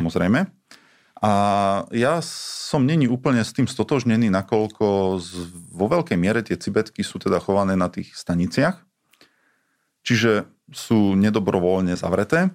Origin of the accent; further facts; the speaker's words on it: Slovakia; also born or lived in Italy; ja som ako Slovák